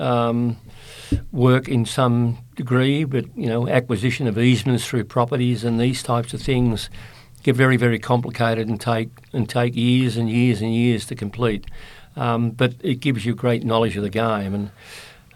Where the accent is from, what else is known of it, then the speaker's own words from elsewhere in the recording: Sydney, New South Wales, Australia; also born or lived in Ireland / England; I grew up in Redfern